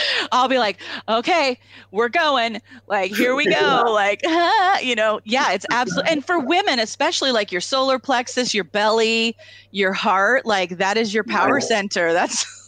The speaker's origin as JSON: {"language": "English", "area": "Tri-Cities", "region": "Washington", "country": "United States", "said": "I'm from the Tri-Cities"}